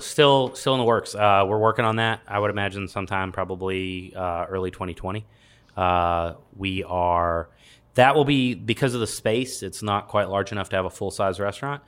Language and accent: English; Los Angeles, California, United States; moved away; I grew up in Los Angeles